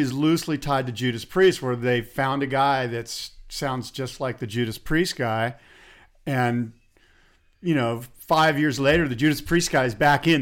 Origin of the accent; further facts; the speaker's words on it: San Diego, California, United States; growing up in San Diego and being a Padres fan